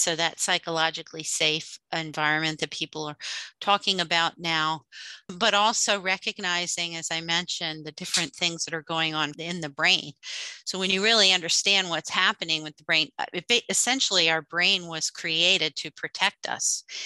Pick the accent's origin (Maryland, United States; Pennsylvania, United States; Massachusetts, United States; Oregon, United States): Pennsylvania, United States; outside the Philadelphia area; I grew up outside the Philadelphia area.